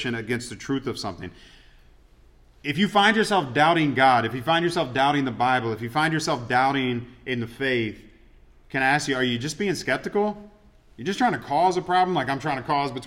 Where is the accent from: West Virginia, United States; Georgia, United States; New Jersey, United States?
Georgia, United States; Atlanta; moved away; I grew up in Atlanta, so it's like all my Atlanta teams, I'm used to disappointment